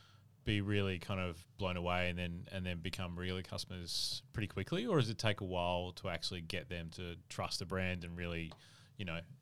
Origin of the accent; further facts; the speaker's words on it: Adelaide, South Australia, Australia; I'm from Adelaide.